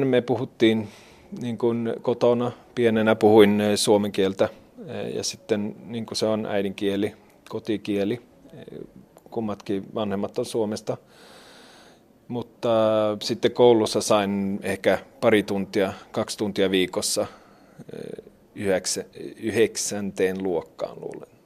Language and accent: Finnish; Sweden; mä oon ruotsalainen